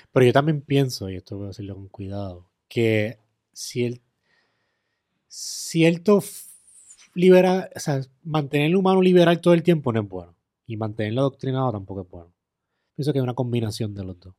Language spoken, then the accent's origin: Spanish; Puerto Rico